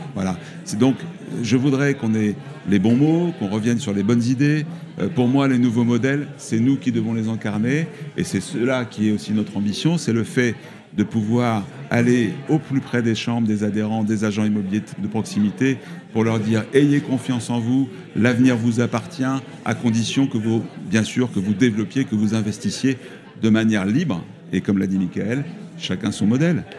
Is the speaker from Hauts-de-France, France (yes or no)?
no; Toulouse, Occitania, France; je suis de Toulouse, euh, de, de la Haute-Garonne